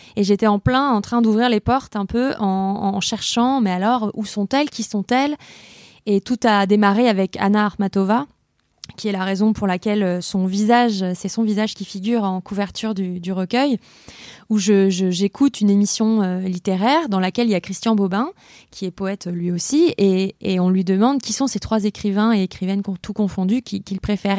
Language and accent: French; Lyon, Auvergne-Rhône-Alpes, France; je suis lyonnaise